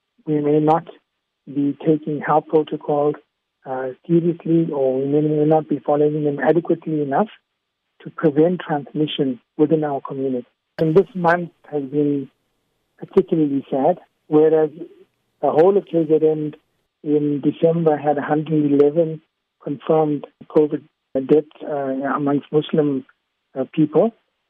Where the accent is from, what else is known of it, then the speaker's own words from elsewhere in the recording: Tanga, Tanga Region, Tanzania; I was born in Tanga. I grew up there.